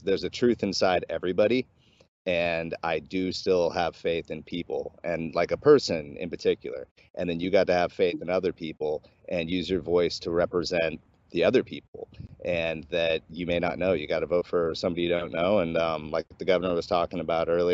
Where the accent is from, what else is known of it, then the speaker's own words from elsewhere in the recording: Alaska, United States; We grew up in Alaska